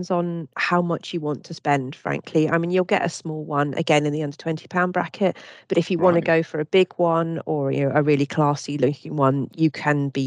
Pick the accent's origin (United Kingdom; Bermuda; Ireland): Bermuda; I, I came from Bermuda historically, and they used to have shark oil barometers there.